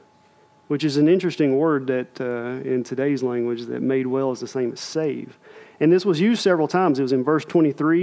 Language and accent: English; United States; we as American believers